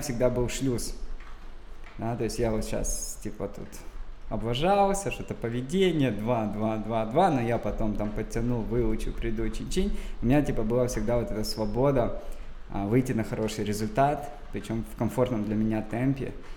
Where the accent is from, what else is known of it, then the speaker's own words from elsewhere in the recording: Dzhankoy, Crimea, Ukraine; я родился в Джанкое